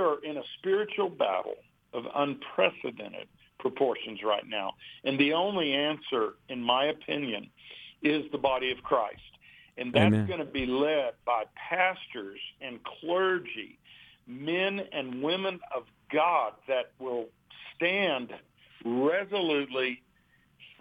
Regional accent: West Texas, United States; now in Colorado Springs, United States; I grew up in West Texas

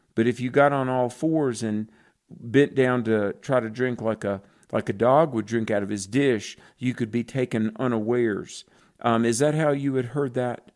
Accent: the South, United States; I'm really from the South

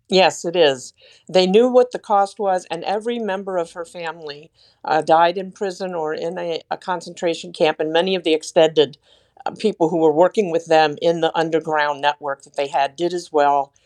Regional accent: Washington, District of Columbia, United States; I was born and raised in the Metro D C area

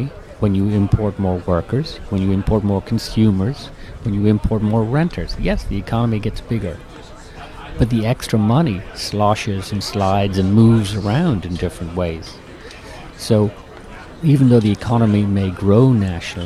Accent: Eastern Ireland, Ireland; moved away as an adult; now in United States; I'm from Eastern Ireland, and I grew up within range of BBC

